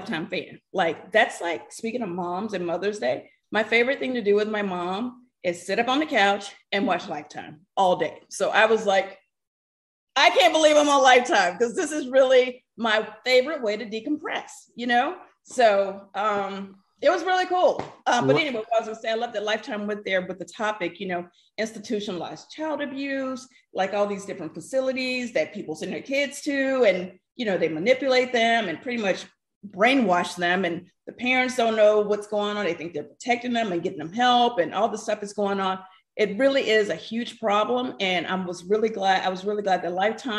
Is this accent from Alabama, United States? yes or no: yes; Alabama, United States; moved away as an adult; also born or lived in New York; I'm from Alabama. I just got to New York.